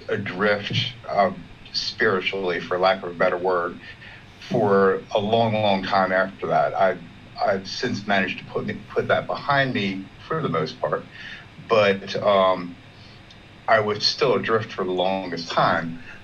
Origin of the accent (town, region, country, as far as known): Baltimore, Maryland, United States